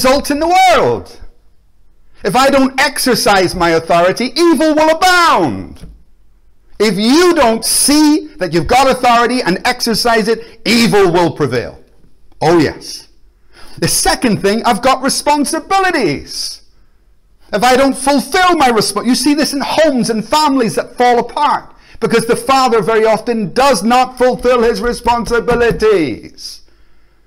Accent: Belfast, Northern Ireland, United Kingdom; now in Glasgow, United Kingdom; I grew up in Belfast in a war zone with bombs and bullets

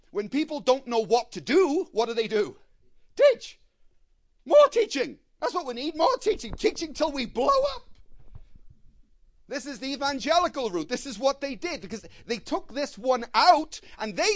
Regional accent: Belfast, Northern Ireland, United Kingdom; I come from Belfast. I heard many bombs in my life

